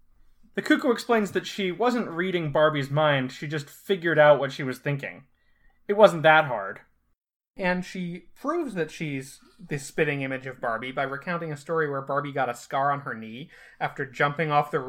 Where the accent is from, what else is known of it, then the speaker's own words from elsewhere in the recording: Scotland, United Kingdom; From being Scottish.